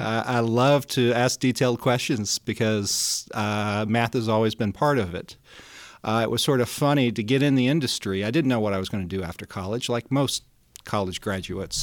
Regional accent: Denver, Colorado, United States; born or raised there

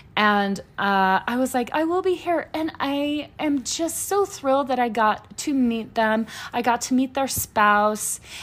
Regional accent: Louisiana, United States; moved away; we're from Louisiana

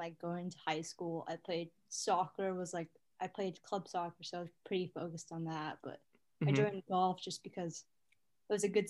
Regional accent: Manhattan Beach, California, United States; moved away; I'm from Manhattan Beach, California.

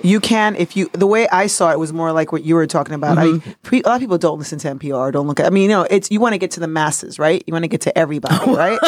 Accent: New York City, New York, United States; also born or lived in Dominican Republic; I'm a Dominican Yorker. I'm from New York City by way of Dominican Republic

